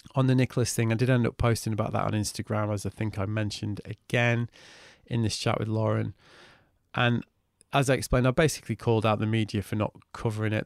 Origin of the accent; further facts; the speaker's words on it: Manchester, North West England, United Kingdom; growing up in Manchester